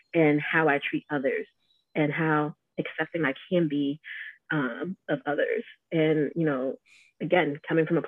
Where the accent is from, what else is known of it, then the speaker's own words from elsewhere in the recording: Georgia, United States; also born or lived in Atlanta; I was born and raised in Georgia